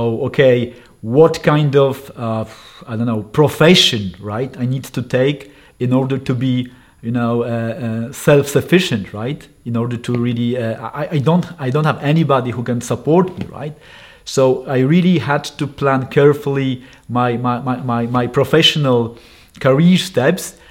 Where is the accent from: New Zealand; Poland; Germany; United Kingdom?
Poland; northern Poland; I raised in a small town in the north of Poland